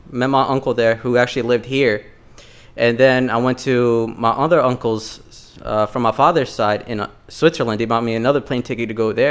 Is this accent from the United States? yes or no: no; Bosnia & Herzegovina; from Bosnia and Herzegovina.